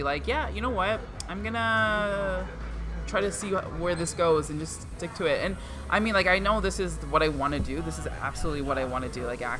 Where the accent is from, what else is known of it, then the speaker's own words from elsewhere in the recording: Markham, Ontario, Canada; first language Punjabi; also born or lived in Scarborough, Ontario; now in Brampton, Canada; I was born in Scarborough, lived there till I was 11, and then moved to Markham